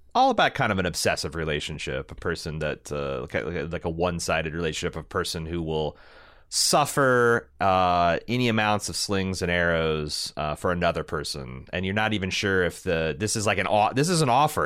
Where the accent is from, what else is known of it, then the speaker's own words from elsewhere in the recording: Indiana, United States; I'm from Indiana.